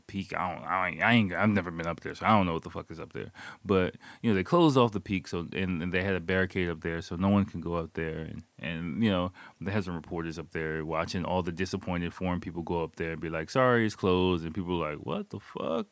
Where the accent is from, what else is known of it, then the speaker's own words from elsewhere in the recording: United States; now in Japan; I'm American